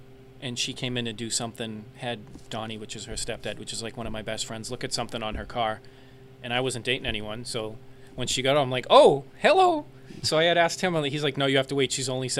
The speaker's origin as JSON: {"language": "English", "town": "Cambridge", "region": "Massachusetts", "country": "United States", "said": "Cambridge, originally."}